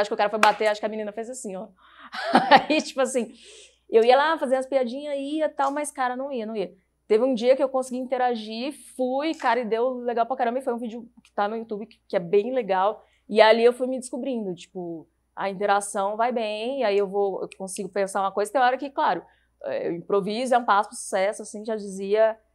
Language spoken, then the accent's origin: Portuguese; Paraná, Brazil; also born or lived in São Paulo; now in Curitiba, Brazil; eu sou paranaense